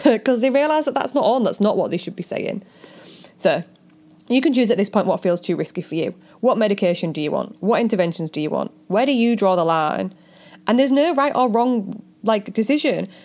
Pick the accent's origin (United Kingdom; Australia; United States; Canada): United Kingdom; we're British